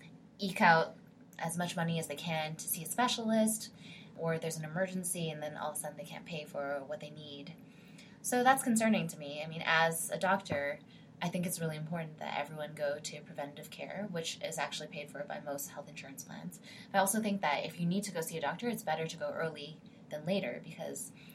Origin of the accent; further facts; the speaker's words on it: Canada; now in St. Louis, United States; I'm previously Canadian